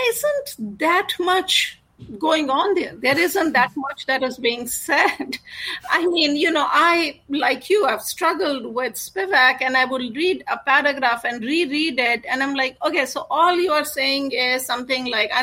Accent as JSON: {"language": "English", "country": "India", "tie": "born or raised there", "said": "I grew up in India"}